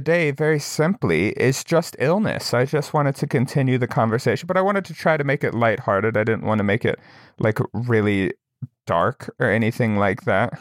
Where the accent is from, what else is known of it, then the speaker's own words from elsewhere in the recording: Wyoming, United States; I'm from Wyoming